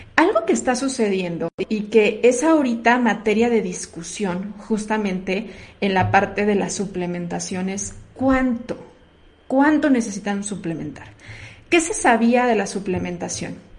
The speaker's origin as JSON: {"language": "Spanish", "country": "Mexico", "said": "la mayoría de los mexicanos, no hablo de todo porque somos una, una raza una raza mestiza"}